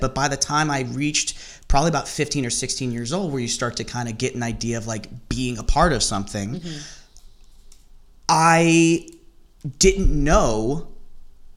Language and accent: English; Plano, Texas, United States; moved away; around the time that I was growing up there, like in my teenage years, was when my hometown was becoming very affluent